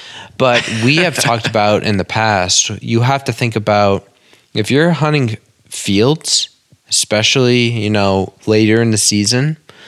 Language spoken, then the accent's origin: English; Maine, United States; now in Massachusetts, United States; Obviously, you guys know that I'm in Mass from Maine.